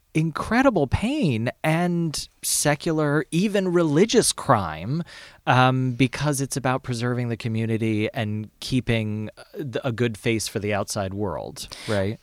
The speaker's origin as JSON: {"language": "English", "town": "Lexington", "region": "Kentucky", "country": "United States", "tie": "born or raised there", "said": "I grew up in Lexington, Kentucky."}